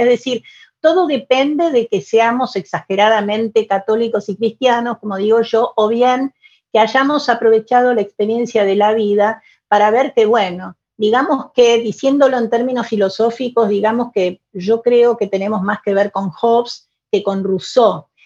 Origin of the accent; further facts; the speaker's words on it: Buenos Aires, Argentina; first language Spanish; Yo nací en Buenos Aires, en mi adorada Buenos Aires, en mi Buenos Aires con sus sus pesares, sus fracasos, sus problemas. Es una ciudad que amo profundamente. Yo me siento porteña